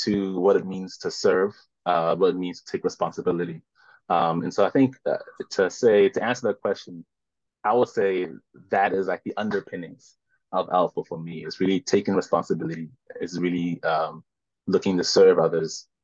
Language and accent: English; South Africa; moved away as an adult; now in New York City, United States; I'm South African born, proudly South African